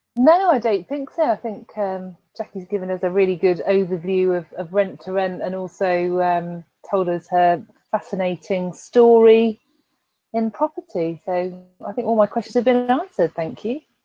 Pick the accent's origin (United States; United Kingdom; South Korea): United Kingdom; Leamington Spa, West Midlands; my hometown, Leamington Spa